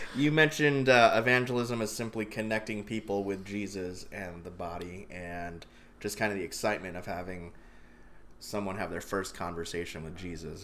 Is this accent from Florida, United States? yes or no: no; Columbia, Maryland, United States; also born or lived in Indiana; I grew up in Columbia, Maryland